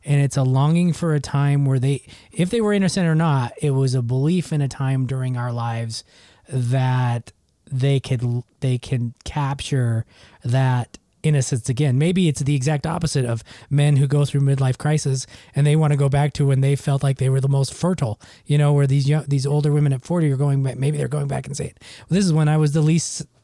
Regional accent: Utah, United States; I grew up in Utah

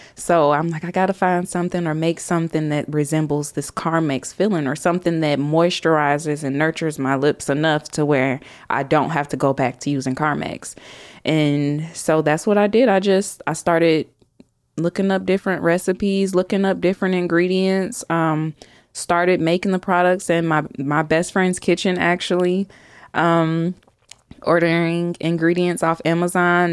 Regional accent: Chicago, Illinois, United States; now in Huntsville, United States; I'm from Chicago originally, grew up in the South Suburbs of Chicago

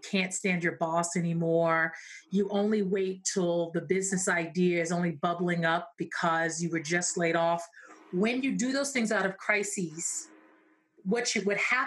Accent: New York City, New York, United States; I grew up in Brooklyn, New York

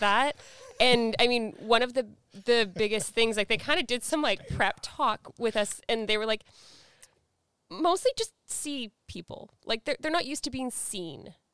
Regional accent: Surrey, British Columbia, Canada; even though I grew up in Vancouver, I grew up in Surrey, um, from, like, the Guilford, Wally area.

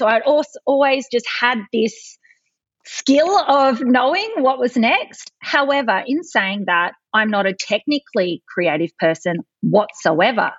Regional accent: Adelaide, South Australia, Australia; I'm from Adelaide

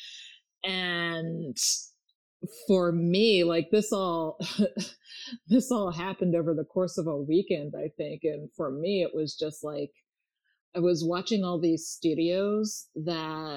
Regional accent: Maryland, United States; moved away as an adult; also born or lived in Los Angeles; I moved back to my home state of Maryland early this year

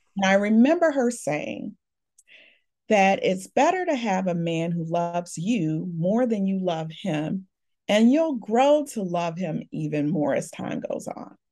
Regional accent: Chicago, Illinois, United States; I was born and raised in Chicago. I've been here all of my life.

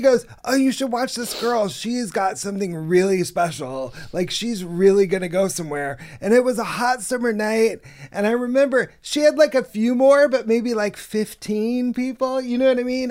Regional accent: Inland Empire, California, United States; moved away as an adult; also born or lived in New York; I'm from, uh, L A originally. I'm from the Inland Empire, but I lived in New York for about ten or twelve years

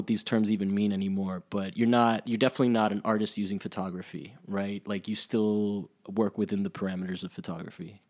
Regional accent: Miami, Florida, United States; I grew up in Miami

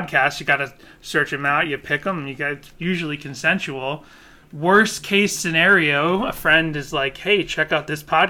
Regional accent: Boston, Massachusetts, United States; I grew up in Boston, and I was shocked to learn that Christian Science started in Boston, and I'm from Boston

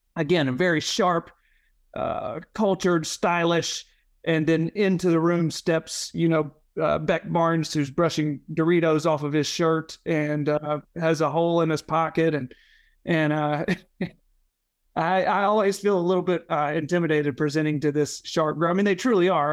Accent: Leland, Mississippi, United States; now in Memphis, United States; I had friends from my hometown in Leela, Mississippi

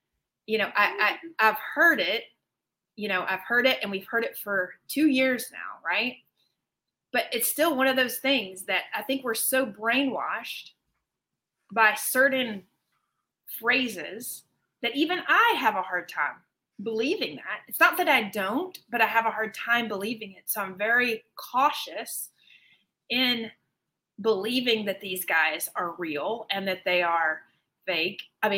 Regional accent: Georgia, United States; I'm originally from Georgia

